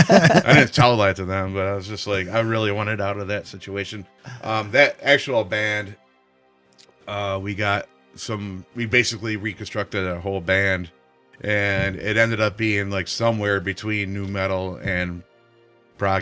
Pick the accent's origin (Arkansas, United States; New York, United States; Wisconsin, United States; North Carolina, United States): New York, United States; Rochester; also born or lived in Florida; there was a time when I lived in Florida from 92 to 94. And when I came back to Rochester